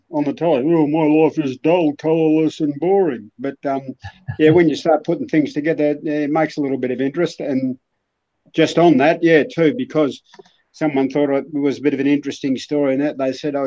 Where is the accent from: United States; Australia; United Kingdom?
Australia; Whittlesea, Victoria; also born or lived in Reservoir / East Hawthorn; born and raised in Whittlesea, where I still live.